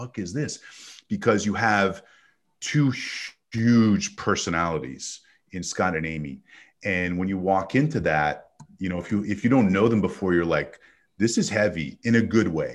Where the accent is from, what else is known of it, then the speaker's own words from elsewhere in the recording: Montreal, Quebec, Canada; now in United States; as a kid growing up in Montreal